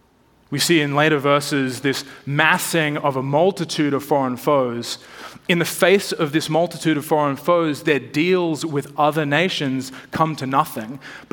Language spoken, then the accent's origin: English; Australia; moved away as an adult; now in Washington, United States; When I moved to DC from Australia a long time ago, I was more of the sort of shorts and t-shirt wearing Aussie.